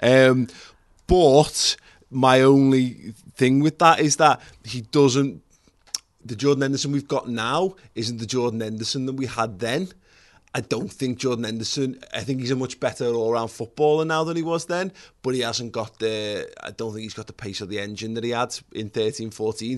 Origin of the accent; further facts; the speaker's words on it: Liverpool, North West England, United Kingdom; We grew up in Liverpool